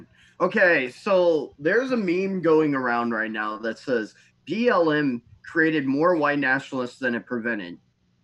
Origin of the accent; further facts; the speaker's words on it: United States; I am so proud of being an American.